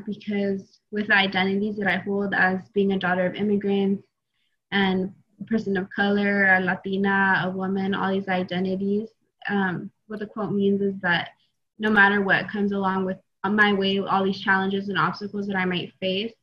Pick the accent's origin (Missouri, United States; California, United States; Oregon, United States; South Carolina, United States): Oregon, United States; Eastern; I'm originally from Eastern Oregon